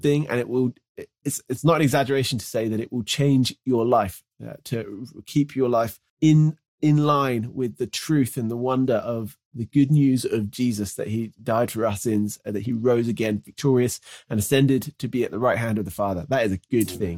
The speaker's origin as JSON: {"language": "English", "country": "United Kingdom", "tie": "born or raised there", "moved": "as an adult", "said": "as someone who grew up in the U K, where there isn't much natural beauty, uh, it's certainly where I grew up, just kind of west of London a little bit"}